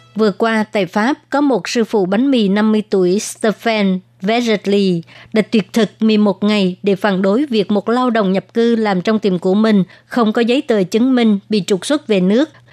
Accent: Vietnam; first language Vietnamese; now in Taiwan

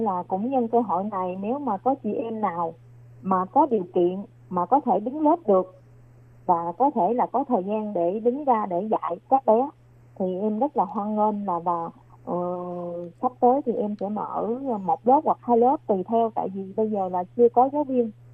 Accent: Vietnam; now in New Taipei, Taiwan; người Việt Nam của mình

